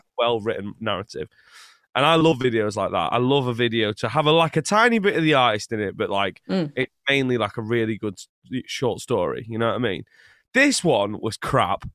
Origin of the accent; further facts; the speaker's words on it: England, United Kingdom; also born or lived in Scotland; I was born in Scotland, but I lived most of my life in England